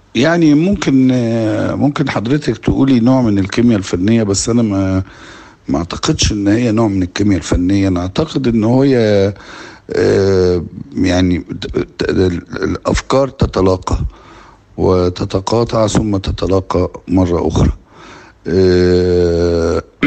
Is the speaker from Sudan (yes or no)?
no; Egypt; علينا كمصريين وكعرب